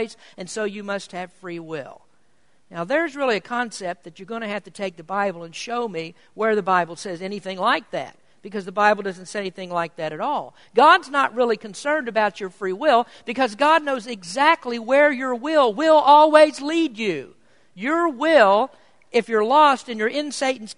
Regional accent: United States; as Americans living in a kingdom

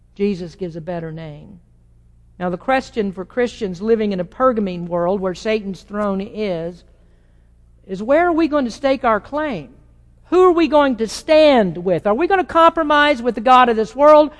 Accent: United States

